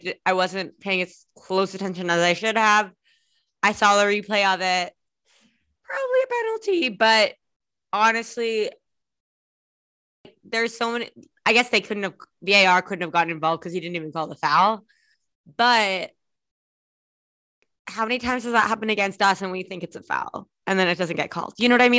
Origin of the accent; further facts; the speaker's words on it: California, United States; even though my father's British, I called it soccer because I grew up in California.